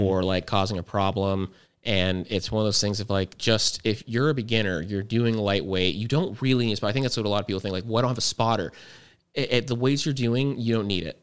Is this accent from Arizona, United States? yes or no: yes; Fort Huachuca, Arizona, United States; I grew up in Fort Huachuca, which is very high altitude.